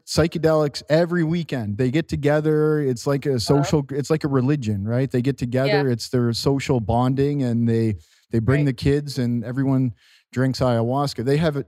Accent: Canada; in my hometown

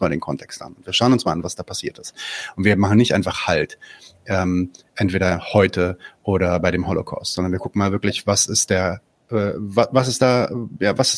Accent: Palestine; weil also eine Sache, die ich halt auch sagen kann als Palästinenser, der ähm, selbst in diesem Podcast ähm, von allen Leuten, die in diesem Podcast teilnehmen, das sind insgesamt fünf Leute, natürlich äh, gezielt äh, zum, zum Objekt des Angriffs werde

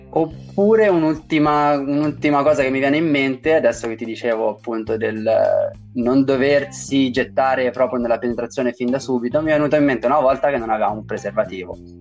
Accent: Tuscany, Italy; dalle mie parti in Toscana

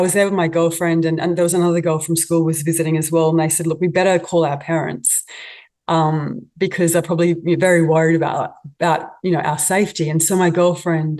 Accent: Australia; being an Aussie

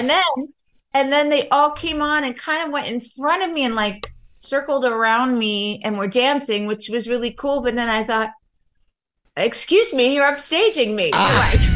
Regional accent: Long Island, New York, United States; I grew up in Long Island mostly

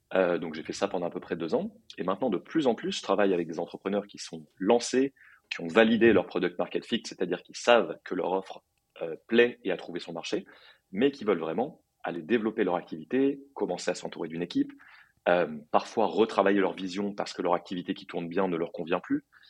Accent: Paris, Île-de-France, France; moved away as an adult; also born or lived in New York; j'ai grandi à Paris

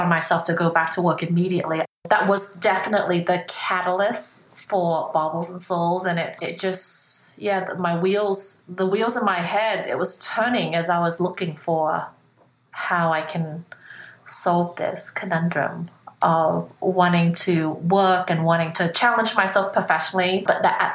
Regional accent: Australia; also born or lived in Vietnam / Hong Kong; I was 8 at the time, and then I grew up in Australia.

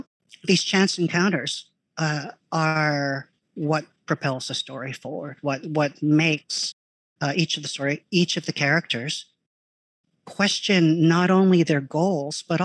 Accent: San Gabriel Valley, California, United States; born or raised there

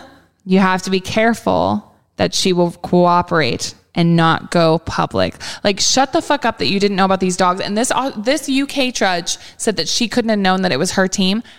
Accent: Brisbane, Queensland, Australia; a newspaper article from my hometown of Brisbane.

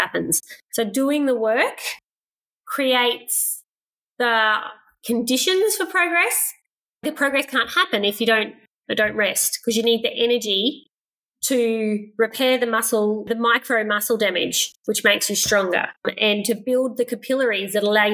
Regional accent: Queensland, Australia; also born or lived in Inglewood, Queensland / Gympie, Queensland / Brisbane, Queensland; I grew up rurally, so I guess a lot of that is running around outside. So I was born in Inglewood, which is probably 3 hours west of here, about 900 people in the town. So nearly everyone were sheep farmers. Moved to Gympie

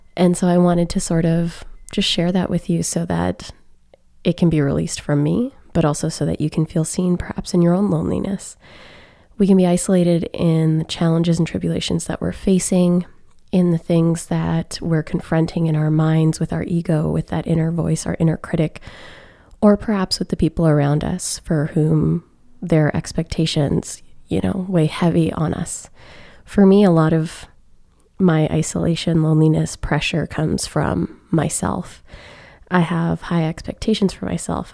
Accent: Alberta, Canada; moved away; seeing family back home in Alberta

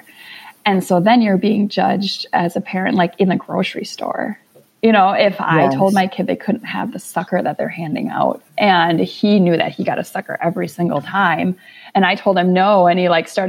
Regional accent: Minnesota, United States; We're from Minnesota

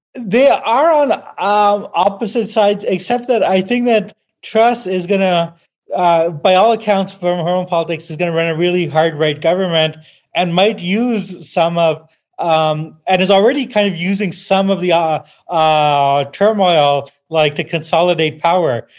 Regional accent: Canada; I'm a Canadian, I love Canada

